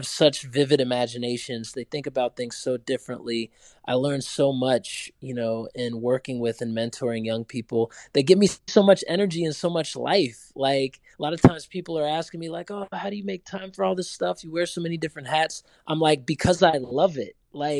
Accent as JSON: {"language": "English", "town": "Durham", "region": "North Carolina", "country": "United States", "tie": "born or raised there", "said": "I grew up in Durham"}